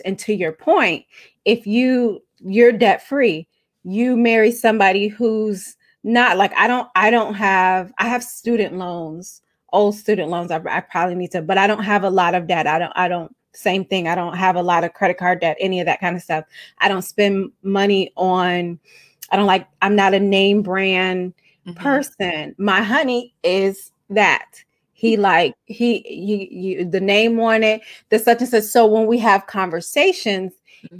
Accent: Chicago, Illinois, United States; I'm from Chicago. We say gym shoes

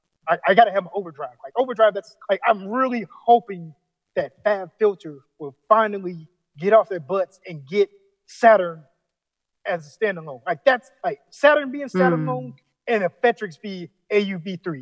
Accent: Florida, United States; I'm from Florida

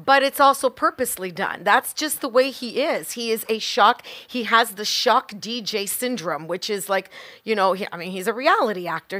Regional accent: Canada; as a Canadian, I am so extremely proud to be Canadian

